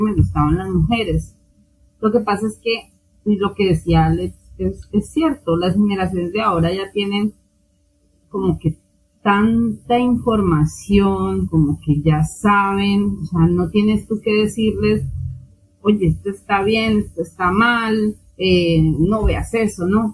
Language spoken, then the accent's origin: Spanish; Colombia; aquí en Colombia pasa igual. De hecho, la religión base en mi país es la católica